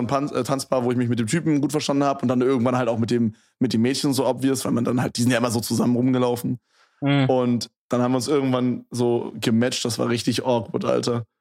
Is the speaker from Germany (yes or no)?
yes; Berlin, Germany; in Köpenick bin ich halt aufgewachsen